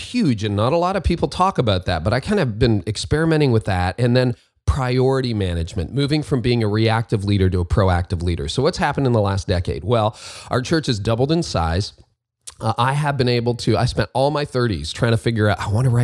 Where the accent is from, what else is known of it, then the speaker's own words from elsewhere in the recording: Canada; in Canada, my home country